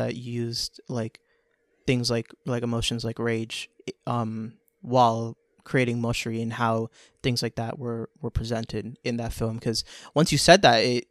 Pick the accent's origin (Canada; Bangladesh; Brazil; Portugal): Bangladesh; Nowadays I spend a lot of time thinking about what it is actually like growing up in Bangladesh, you know, because I've been meeting people here and there that come from that world.